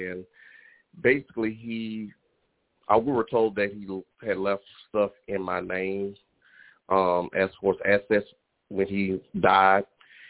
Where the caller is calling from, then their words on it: Baton Rouge, Louisiana, United States; Baton Rouge, Louisiana.